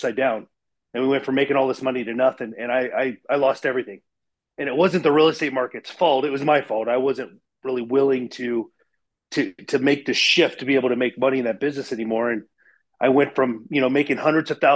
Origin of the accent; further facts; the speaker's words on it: Ohio, United States; I grew up in Ohio, and I had Dan the Man's Lawn Service